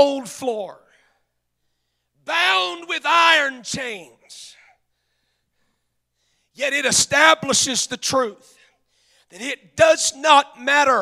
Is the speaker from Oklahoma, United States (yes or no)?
yes; Oklahoma, United States; I'm from Oklahoma